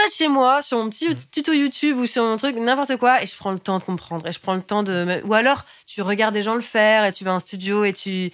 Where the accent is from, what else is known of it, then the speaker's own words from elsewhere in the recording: Paris, Île-de-France, France; je suis née à Paris